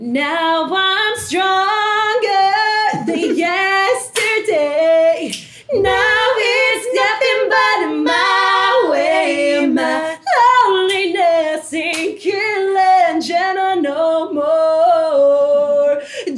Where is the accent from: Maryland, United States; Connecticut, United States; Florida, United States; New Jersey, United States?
New Jersey, United States; I'm still like a Jersey girl, you know what I mean? We had like an immediate alliance. We're like, all right, we're both from Jersey, sick.